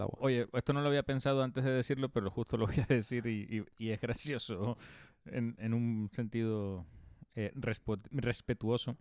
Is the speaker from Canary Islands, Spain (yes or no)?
yes; Canary Islands, Spain; en el instituto yo tuve una asignatura que se llamaba Medio Natural Canario